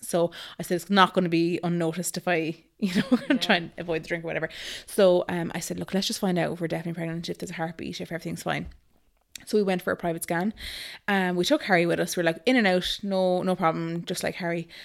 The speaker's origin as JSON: {"language": "English", "town": "Galway", "region": "Connacht", "country": "Ireland", "also_born_or_lived": "Dublin / Nice (likely Naas)", "moved": "as an adult", "said": "I am from Galway originally"}